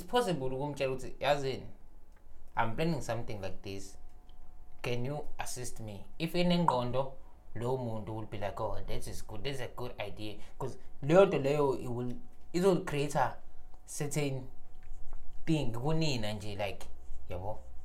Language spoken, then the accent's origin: English; South Africa